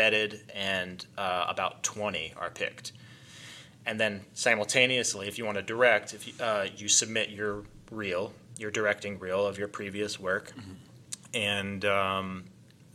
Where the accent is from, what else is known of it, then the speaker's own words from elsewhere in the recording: North Carolina, United States; I grew up in North Carolina. I grew up in the foothills of the Appalachian Mountains.